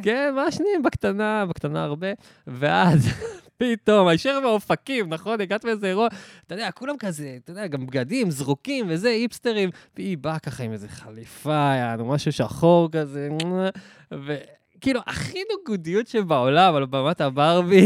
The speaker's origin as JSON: {"language": "Hebrew", "town": "Or HaNer", "region": "Southern District", "country": "Israel", "also_born_or_lived": "Tiberias", "moved": "as an adult", "lives_now": "Tel Aviv, Israel", "said": "אני גם מהדרום"}